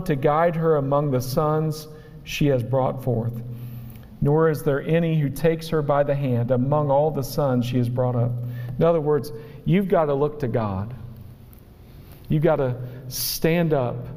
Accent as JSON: {"language": "English", "region": "West Virginia", "country": "United States", "said": "I am from West Virginia"}